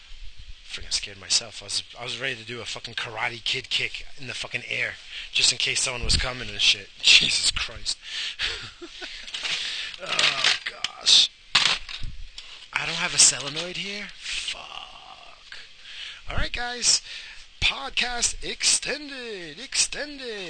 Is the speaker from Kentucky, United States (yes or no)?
no; New York, United States; I grew up in New York. I don't trust nobody. I'm from New York.